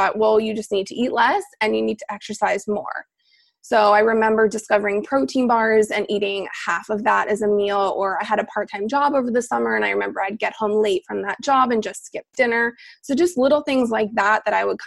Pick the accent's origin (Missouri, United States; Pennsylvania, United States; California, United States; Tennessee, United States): Pennsylvania, United States; moved away as an adult; also born or lived in Arizona; I grew up in Pennsylvania